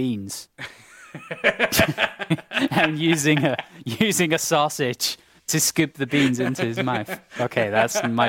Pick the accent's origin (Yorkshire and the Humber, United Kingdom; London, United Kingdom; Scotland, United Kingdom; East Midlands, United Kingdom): Scotland, United Kingdom; A Swedish person is yet to have an emotion, and I can say that as a Scot.